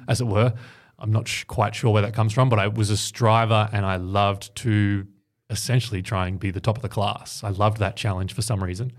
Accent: Ocean Grove, Victoria, Australia; growing up in Ocean Grove, which is a little sort of coastal town down on the Bellarine Peninsula

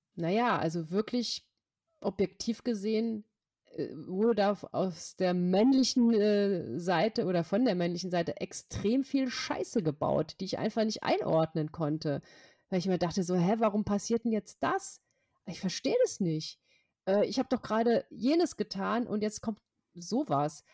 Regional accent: Hesse, Germany; aus Hessen, meinem Heimatbundesland

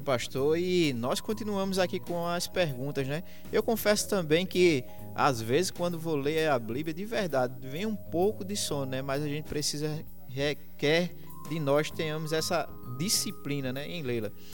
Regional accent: Limoeiro, Brazil; lá da minha terra, de Limoeiro

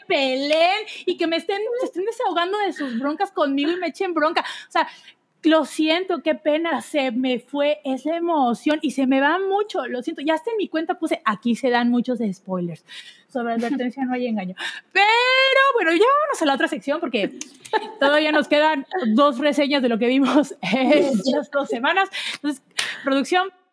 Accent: Veracruz, Mexico; yo que soy de Veracruz y crecí en un hogar eh, cristiano

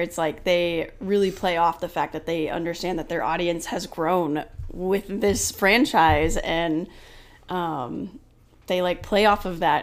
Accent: Oklahoma, United States; I grew up in Oklahoma

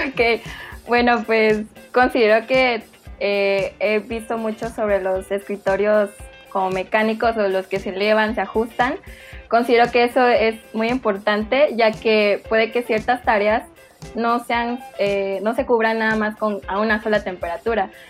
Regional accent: Chiapas, Mexico; moved away as an adult; now in Mexico City, Mexico; yo soy originaria de Chiapas también

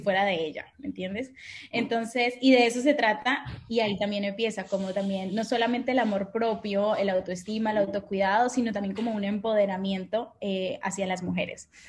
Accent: Colombia; also born or lived in France / Boston, United States; now in Barcelona, Spain; soy colombiana

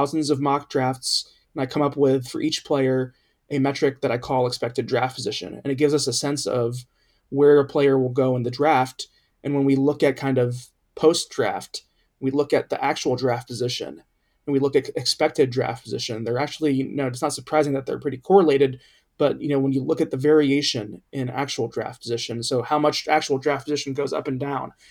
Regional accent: Cincinnati, Ohio, United States; my hometown team is Cincinnati Bengals. And when I was growing up in the 1990s

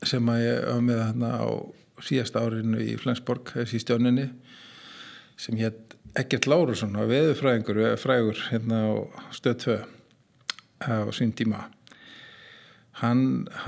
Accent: Kópavogur, Capital Region, Iceland; Ég er alveg upp í Kóbói fyrst, fyrstu tíu árin til heim í Kóbói hérna, í Östubænum.

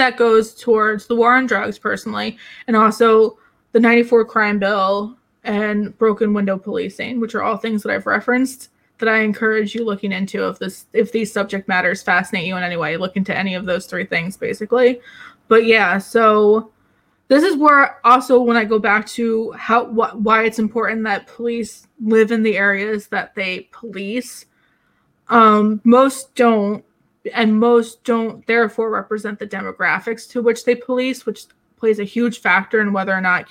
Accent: New Jersey, United States; where I grew up in New Jersey

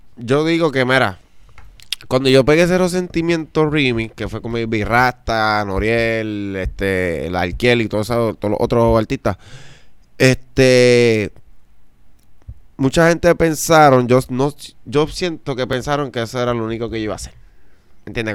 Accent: Juncos, Puerto Rico; yo soy de Junco, Puerto Rico

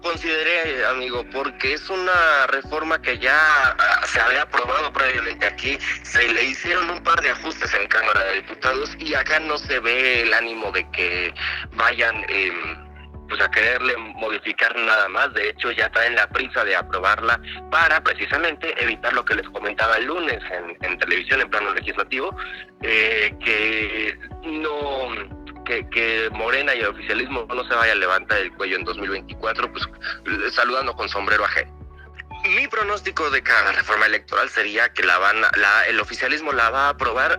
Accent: Mexico; como ciudadanos mexicanos

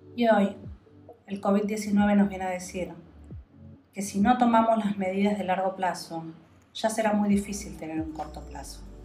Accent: Argentina; somos los ciudadanos argentinos

